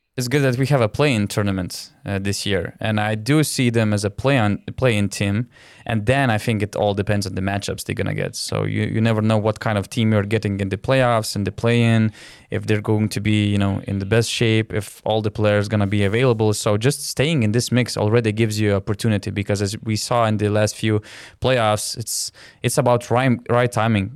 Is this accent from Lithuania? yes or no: yes; Lithuania; I'm from Lithuania.